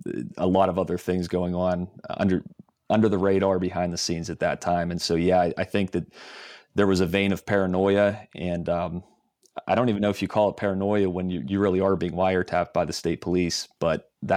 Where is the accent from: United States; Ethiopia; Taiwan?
United States; Johnstown, Pennsylvania; I grew up in Johnstown area of Cambria County, and then after college started in the newspaper business in Somerset County, which is an adjacent county, just south of there.